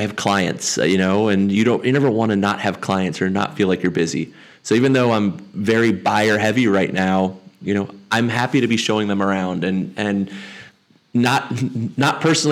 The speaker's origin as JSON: {"language": "English", "area": "Montgomery County", "region": "Maryland", "country": "United States", "tie": "born or raised there", "said": "I'm a local. I'm a local Montgomery County kid, so lived here my whole life"}